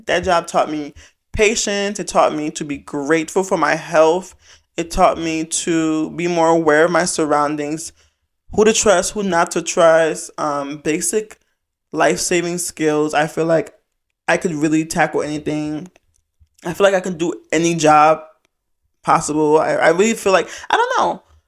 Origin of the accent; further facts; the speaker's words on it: Fulton County, Georgia, United States; I'm from Fulton County